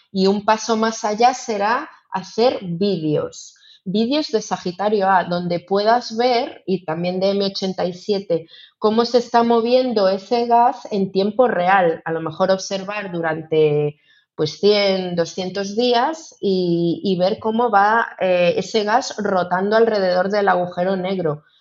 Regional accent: Ourense, Galicia, Spain; yo que soy de Orense

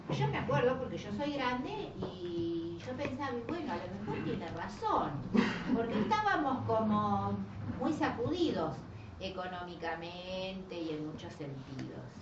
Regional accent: San Miguel, Buenos Aires Province, Argentina; a mí me daba cosa decir que yo era de San Miguel

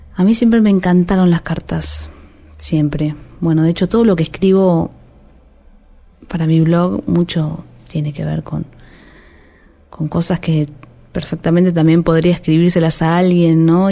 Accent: Haedo, Buenos Aires Province, Argentina; Crecí en Aedo, un barrio medio pelo

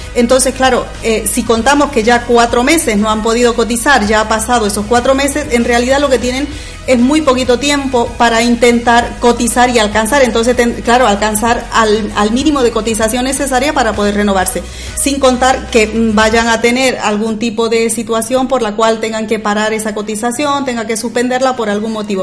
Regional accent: Bolivia; moved away as an adult; also born or lived in Andalusia, Spain; now in Spain; yo soy de Bolivia originalmente, aunque llevo ya aquí afincada pues hace unos 13 años

